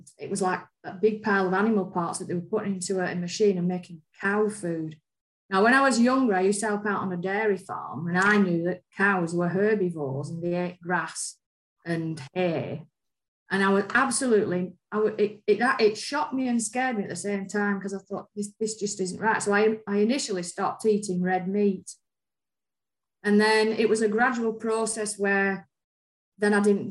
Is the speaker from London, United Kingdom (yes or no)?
no; Lancashire, North West England, United Kingdom; I'm from Lancashire, and it was a rural area with lots of dairy farms, and we used to eat like roast lamb